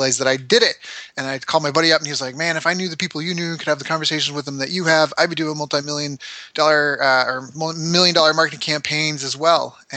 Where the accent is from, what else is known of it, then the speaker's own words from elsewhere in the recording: Canada; I'm a Canadian who's traveled the world, lived all over.